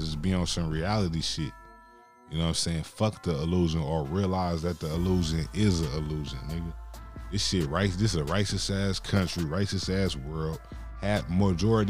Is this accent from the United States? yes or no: yes; West Coast, United States; I'm from the West Coast, but the foundation is in the South